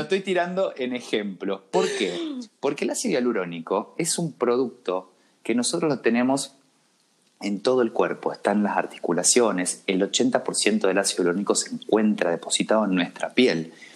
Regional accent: Cruz Alta, Córdoba, Argentina; moved away as an adult; also born or lived in Rosario; now in Buenos Aires, Argentina; yo soy de Cruz Alta, un pueblito de la provincia de Córdoba, muy chiquitito, y me fui a estudiar a Rosario

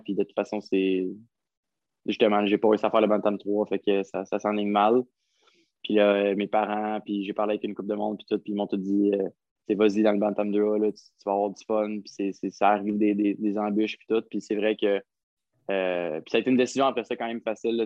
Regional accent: Gatineau, Quebec, Canada; j'ai grandi à Gatineau

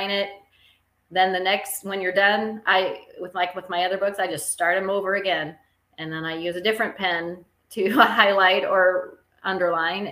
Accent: West Coast, United States; now in Springfield, United States; I'm from the West Coast originally, and now I live in Springfield, Illinois

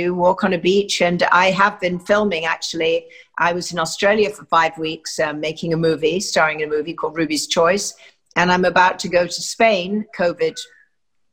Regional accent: London, United Kingdom; accent: English; moved away as an adult; also born or lived in Hillingdon, Middlesex; I was born actually in Hillingdon, Middlesex, lived in a semi-detached in Merton Park, and just had a very regular life

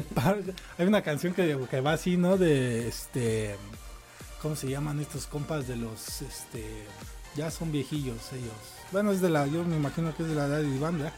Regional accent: Mexico City, Mexico; accent: chilango; uno como chilango, que nos dicen chilangos, tiene una forma de hablar

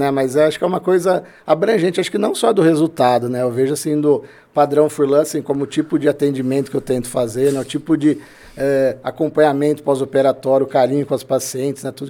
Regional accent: Limeira, São Paulo, Brazil; also born or lived in Campinas; Sou nascido em Campinas, né? Minha vida inteira morei aqui em Limeira.

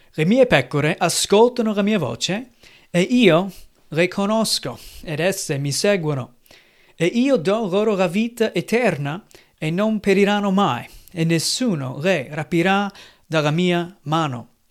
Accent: United States; Italian is a second language; now in Italy; Io sono americano, anche noi qui in Italia con la mia famiglia abbiamo celebrato un po' il giorno di ringraziamento

